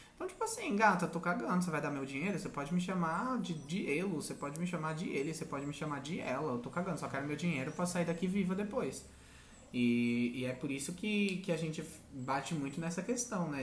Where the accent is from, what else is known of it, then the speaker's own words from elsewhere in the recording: São Paulo, Brazil; eu também cresci numa periferia, né? Cresci no Campo Limpo, ali no Jardim Catanduva